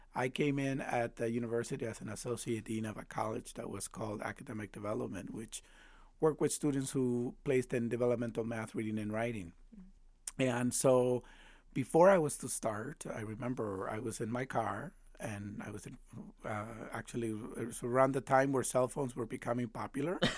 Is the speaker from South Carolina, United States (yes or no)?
no; Chicago, Illinois, United States; also born or lived in Mexico; I went through Chicago public schools